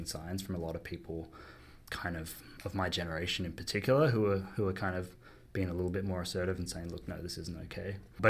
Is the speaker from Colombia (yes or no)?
no; Australia; moved away as an adult; also born or lived in United Kingdom / London; now in Toronto, Canada; I moved over to the UK from Australia, where I'm from originally, you might hear from my accent